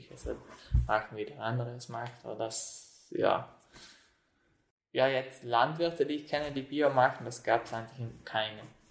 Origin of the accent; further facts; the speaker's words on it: South Tyrol, Trentino-Alto Adige, Italy; wohne, wohne schon seit meiner Kindheit hier am Hof